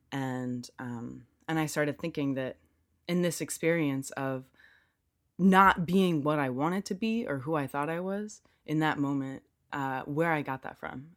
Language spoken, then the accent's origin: English; United States; moved away as an adult; also born or lived in Durham; I'm American and keep in mind that that is, that means I'm just from the U S.